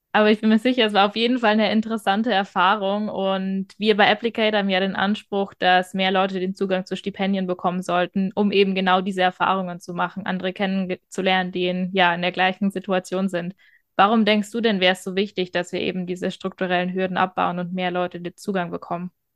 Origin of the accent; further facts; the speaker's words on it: Bavaria, Germany; Ich komme aus Bayern